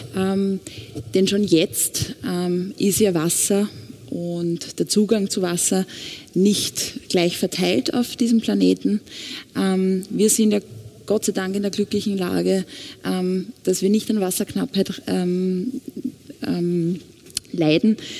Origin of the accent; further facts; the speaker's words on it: Austria; Bei uns in Österreich